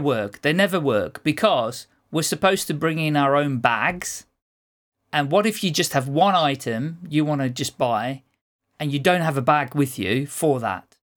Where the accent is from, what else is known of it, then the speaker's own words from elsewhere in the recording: Netherlands; now in United Kingdom; Well, I'm not a Brit, I'm a Dutchman, but I've lived here so long